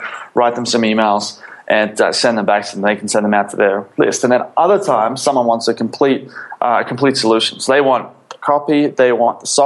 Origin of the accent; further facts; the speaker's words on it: Sydney, New South Wales, Australia; moved away as an adult; also born or lived in Philippines; I grew up in Australia, in Sydney.